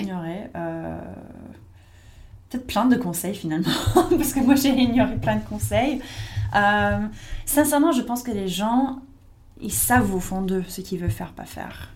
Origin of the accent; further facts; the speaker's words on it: United States; French is a second language; moved away as an adult; now in France; j'étais pas étrangère, j'étais américaine